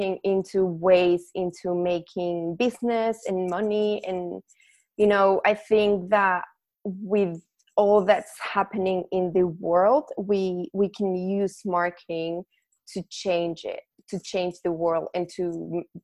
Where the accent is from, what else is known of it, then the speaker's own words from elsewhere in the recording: Mexico; English is a second language; moved away as an adult; now in Melbourne, Australia; I'm from Mexico, but I'm currently living in Australia, in Melbourne